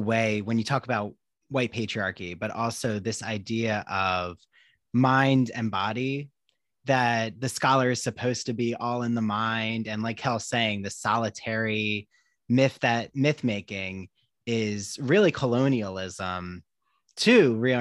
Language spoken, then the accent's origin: English; suburbs of Philadelphia, New Jersey, United States; I'm from Jersey too